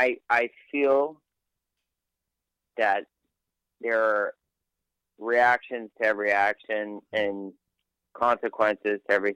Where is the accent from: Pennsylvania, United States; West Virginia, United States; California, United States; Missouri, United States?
Pennsylvania, United States; Pittsburgh; I was born and raised in Pittsburgh.